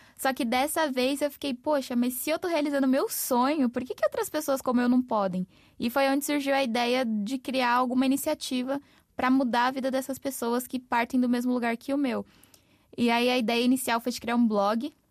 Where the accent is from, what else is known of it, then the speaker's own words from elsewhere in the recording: São Paulo, Brazil; also born or lived in Mogi das Cruzes; o lugar de onde eu vim, em São Paulo, chama Grajaú, que é um distrito de maior índice de vulnerabilidade